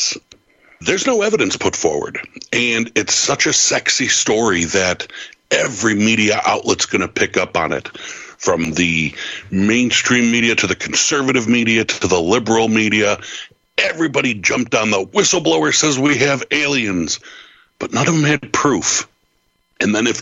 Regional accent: New York, United States; I'm a New Yorker

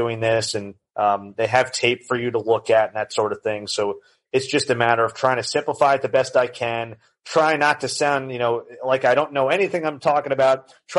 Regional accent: New York, United States; moved away; I'm from New York originally. My parents now live in Connecticut

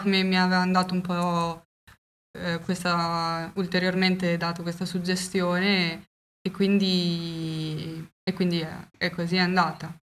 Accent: Faenza, Emilia-Romagna, Italy; siamo di Faenza

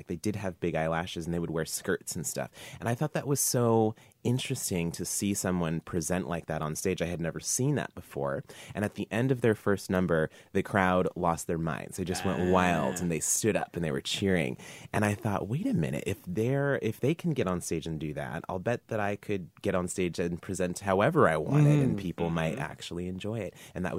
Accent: Juneau, Alaska, United States; moved away as an adult; now in Seattle, United States; I'm from Juneau, which is in southeast

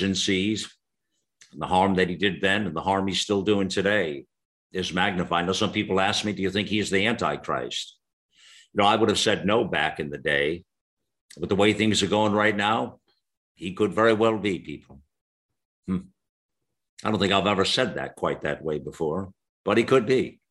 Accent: United States; in America, growing up as a lad

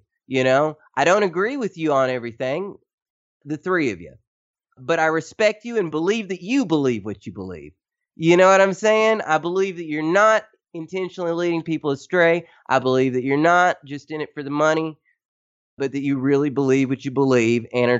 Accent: Tennessee, United States; moved away as an adult; now in Philippines; I am from Tennessee.

